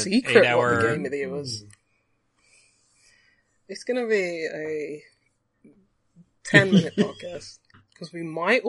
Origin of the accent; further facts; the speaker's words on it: England, United Kingdom; I'm English.